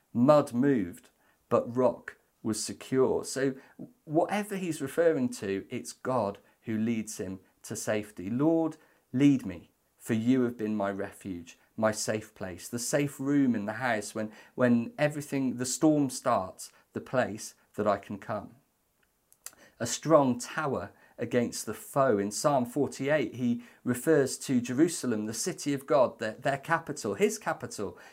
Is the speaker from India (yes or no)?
no; Welsh, Wales, United Kingdom; Despite being Welsh